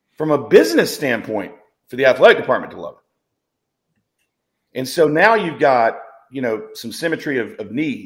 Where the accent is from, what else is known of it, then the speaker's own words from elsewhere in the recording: the South, United States; moved away; I grew up in the South. My father coached football at Wake Forest